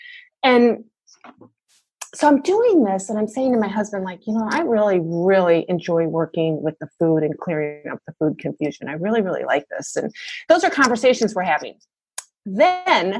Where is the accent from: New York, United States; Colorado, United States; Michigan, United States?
Michigan, United States; now in Atlanta, United States; I live in Atlanta right now, and I was born and raised in Michigan